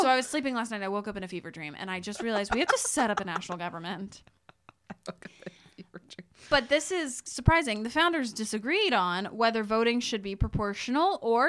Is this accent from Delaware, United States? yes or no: yes; Delaware, United States; And also, it's like, I'm also from Delaware.